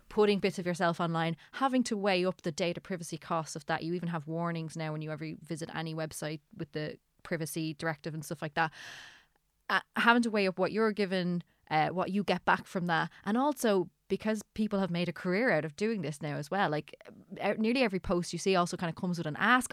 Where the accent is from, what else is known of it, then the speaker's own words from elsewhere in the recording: Ireland; I'm Irish